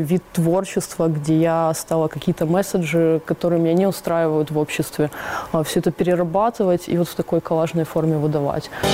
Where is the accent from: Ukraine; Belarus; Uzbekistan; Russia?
Ukraine; Donetsk, Donetsk Oblast; moved away as an adult; now in Mariupol, Ukraine; Мы с Дианой подруги Донецкие еще до военных времен